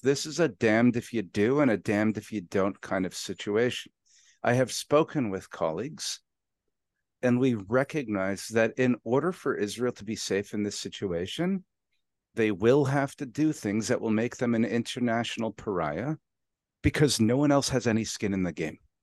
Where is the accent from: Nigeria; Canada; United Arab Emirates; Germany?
Canada; I'm Canadian